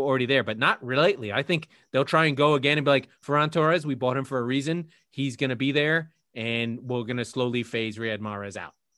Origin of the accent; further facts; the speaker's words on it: United States; I'm an American